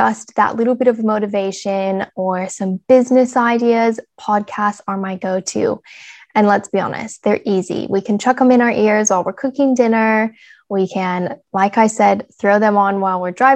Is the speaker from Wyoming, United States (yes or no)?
yes; Casper, Wyoming, United States; moved away as an adult; now in Australia; I am clearly American and grew up in small town USA, small little town called Casper, Wyoming